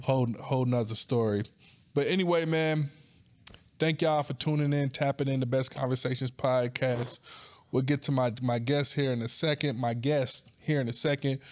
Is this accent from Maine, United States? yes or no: no; Wagram, North Carolina, United States; also born or lived in New York City; I was born in New York City, but I was raised in a little ass town called Wagram, North Carolina.